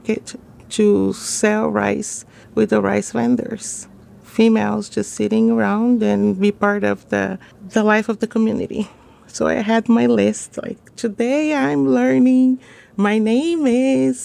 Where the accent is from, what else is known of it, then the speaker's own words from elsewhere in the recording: São Paulo, Brazil; moved away as an adult; also born or lived in Guinea; now in Washington, D.C., United States; I'm from Brazil, from São Paulo